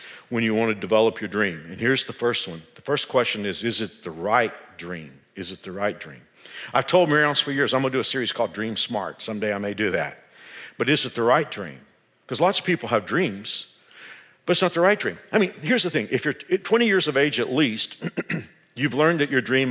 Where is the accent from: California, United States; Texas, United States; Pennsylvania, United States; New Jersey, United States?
Texas, United States; Dallas; moved away; I grew up in the Dallas-Fort Worth area